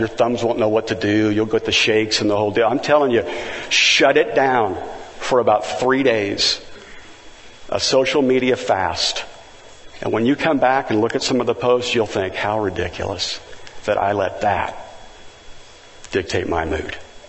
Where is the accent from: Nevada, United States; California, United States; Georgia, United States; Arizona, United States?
California, United States; Valencia; He says, where are you from? And I said, Valencia, California.